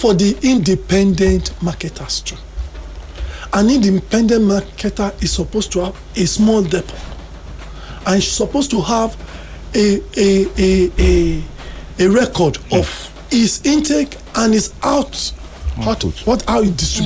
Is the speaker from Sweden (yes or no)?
no; Nigeria; we are Nigerian